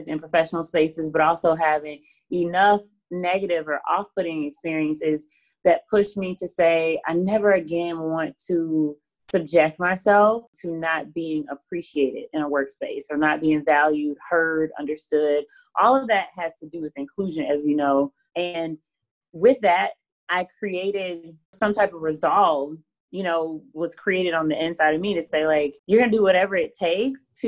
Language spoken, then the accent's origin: English; Alabama, United States; accent: Southern; moved away as an adult; also born or lived in New Orleans; I was from Alabama